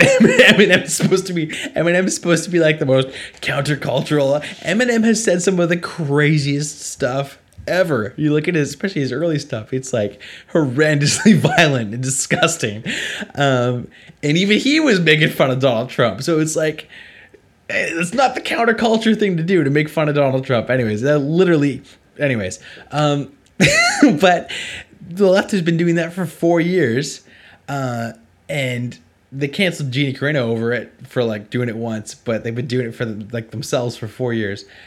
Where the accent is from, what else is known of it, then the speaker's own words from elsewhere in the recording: Canada; I'm from Canada